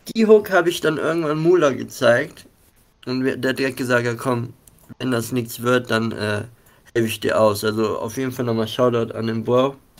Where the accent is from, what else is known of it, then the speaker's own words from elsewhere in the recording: Mönchengladbach, North Rhine-Westphalia, Germany; ich selber komme aus Mönchengladbach, habe hier auch mit einigen Leuten gestartet